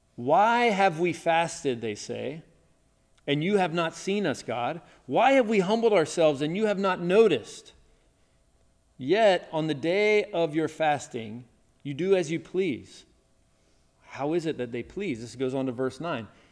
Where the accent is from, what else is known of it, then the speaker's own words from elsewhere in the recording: Tennessee, United States; when I was growing up in the South, in Tennessee